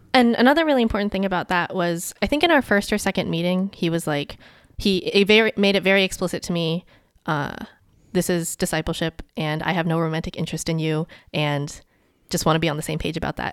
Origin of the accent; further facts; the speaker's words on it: Maryland, United States; growing up in Maryland